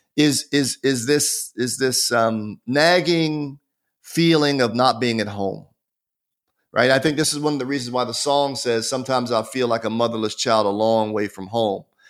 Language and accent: English; United States; also born or lived in Marietta, Georgia; I'm an American citizen